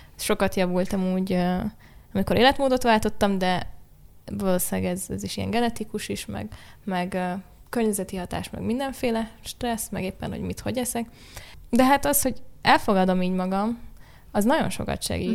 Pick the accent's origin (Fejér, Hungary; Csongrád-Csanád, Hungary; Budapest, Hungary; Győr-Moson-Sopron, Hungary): Budapest, Hungary; itt ugye Budapesten születtem, nagyon nem voltam sokat vidéken